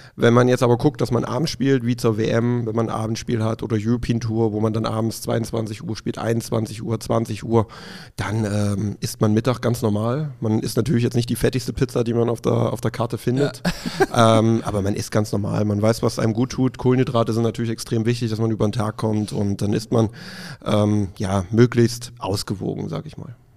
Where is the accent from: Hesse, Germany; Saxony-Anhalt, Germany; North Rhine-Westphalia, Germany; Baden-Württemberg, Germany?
Saxony-Anhalt, Germany; Dessau; moved away as an adult; also born or lived in Leipzig; now in Cologne, Germany; ich komme ja gebürtig aus dem Osten, aus Sachsen-Anhalt. Bis äh, ich 18 war, glaube ich, in Dessau gelebt.